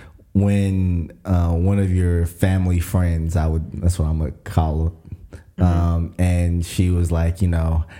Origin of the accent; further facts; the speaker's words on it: Kenya; moved away; I was African and I was like, I'm from Kenya.